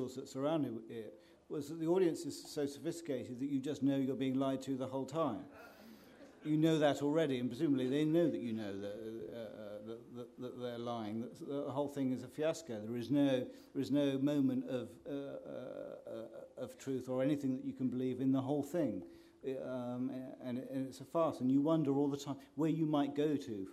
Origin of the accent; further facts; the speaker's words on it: Bromley, London, United Kingdom; first language English; I was brought up in South London in a place called Bromley.